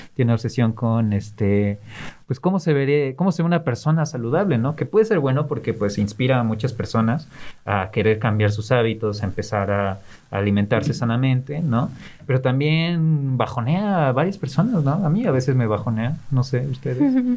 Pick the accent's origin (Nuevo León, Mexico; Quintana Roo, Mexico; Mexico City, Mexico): Mexico City, Mexico; moved away; en Ciudad de México, eh, es de donde vengo y me dicen chilango